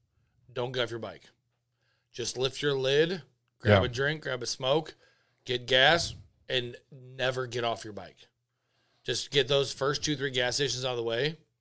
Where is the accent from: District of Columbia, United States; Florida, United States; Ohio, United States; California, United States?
Florida, United States; Oh, I'm from Florida, dude.